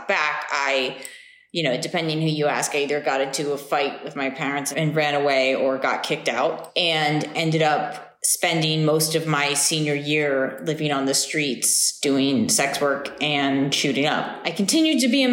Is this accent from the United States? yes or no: yes; Lancaster, Pennsylvania, United States; also born or lived in Ithaca, New York; now in Houston, United States; I grew up in Lancaster, Pennsylvania.